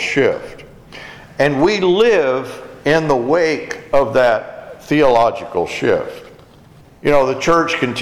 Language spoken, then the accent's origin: English; United States; as Americans